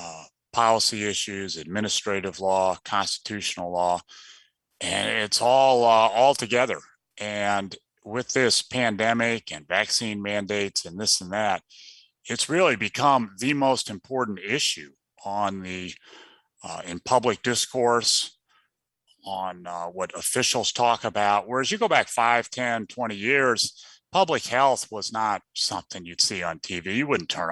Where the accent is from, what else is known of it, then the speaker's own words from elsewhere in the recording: Midwest, United States; I'm from the Midwest